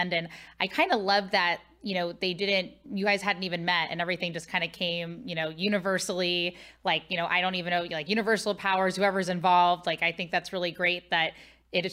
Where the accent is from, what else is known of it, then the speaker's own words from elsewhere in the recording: Midwest, United States; I'm from the Midwest and my mom's originally from the East Coast